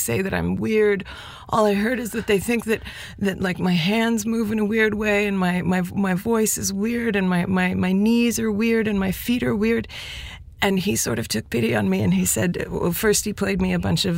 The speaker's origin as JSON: {"language": "English", "town": "Toronto", "region": "Ontario", "country": "Canada", "tie": "born or raised there", "also_born_or_lived": "Montreal / France / South America", "first_language": "Spanish", "moved": "as an adult", "said": "I grew up in Toronto and I was there until I was 29. And then I moved to Montreal 5 years ago to make a record."}